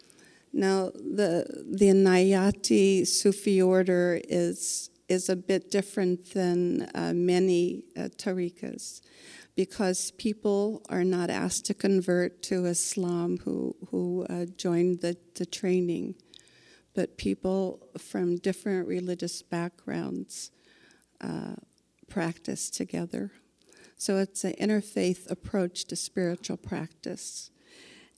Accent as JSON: {"language": "English", "region": "Indiana", "country": "United States", "tie": "born or raised there", "said": "I was born and raised in Indiana. I'm a Hoosier"}